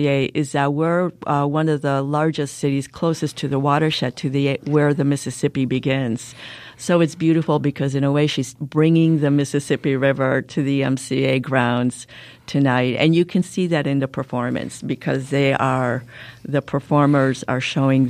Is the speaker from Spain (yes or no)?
yes; Spain; moved away as an adult; now in Chicago, United States; I'm originally from Spain